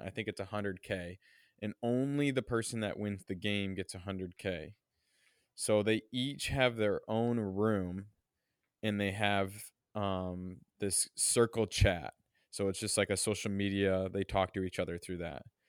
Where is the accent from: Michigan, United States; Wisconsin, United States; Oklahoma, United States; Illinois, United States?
Michigan, United States; moved away; also born or lived in Hong Kong; I'm from Michigan. I'm from the Midwest